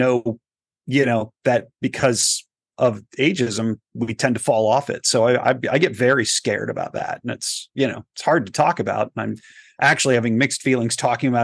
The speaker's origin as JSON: {"language": "English", "region": "Texas", "country": "United States", "tie": "born or raised there", "moved": "as an adult", "lives_now": "Los Angeles, United States", "said": "I grew up in Texas"}